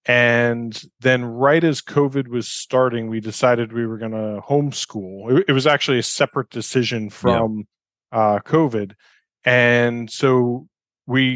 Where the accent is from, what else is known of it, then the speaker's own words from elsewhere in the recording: New York, United States; moved away as an adult; also born or lived in Barcelona, Spain / London, United Kingdom; now in Costa Rica; my wife and I left New York. We're both from New York in 2002